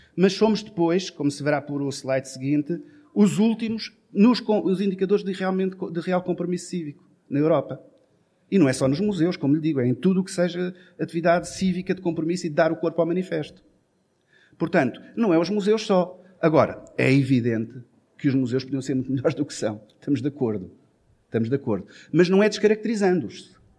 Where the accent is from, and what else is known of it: Portugal